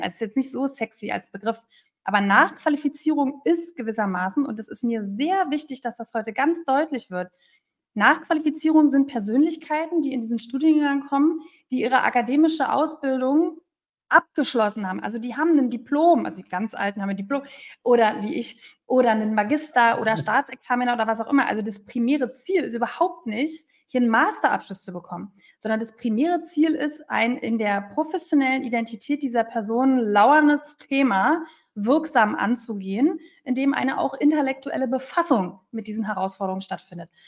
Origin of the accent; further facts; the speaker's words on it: Berlin, Germany; moved away; ich bin ja Berlinerin